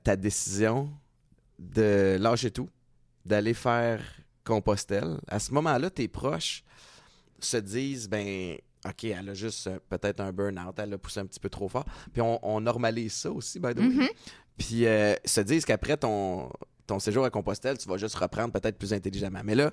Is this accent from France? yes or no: no; Montreal, Quebec, Canada; moved away as an adult; also born or lived in Connecticut / New Hampshire / New York / Toronto; j'ai grandi à Montréal